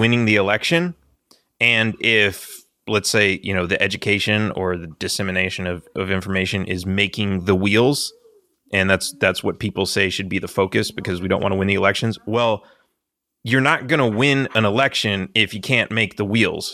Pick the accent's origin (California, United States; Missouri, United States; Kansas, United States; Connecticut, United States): California, United States; Los Angeles; moved away as an adult; also born or lived in Texas; I grew up in Los Angeles as a Democrat